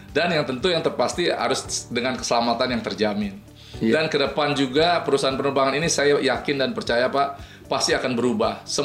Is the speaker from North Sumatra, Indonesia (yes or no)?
yes; North Sumatra, Indonesia; Gue orang Bataknya sih.